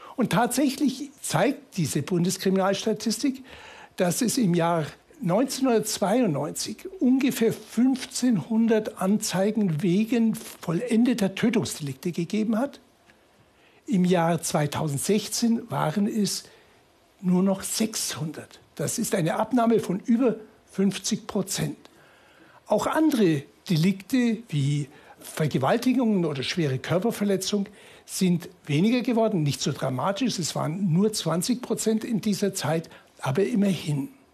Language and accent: German; Munich, Bavaria, Germany; bin ich aus München